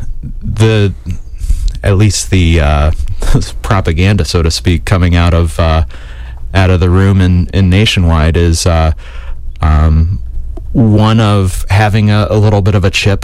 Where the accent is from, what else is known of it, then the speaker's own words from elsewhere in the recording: Granville, Ohio, United States; I grew up in Granville, Ohio, not too far from Columbus.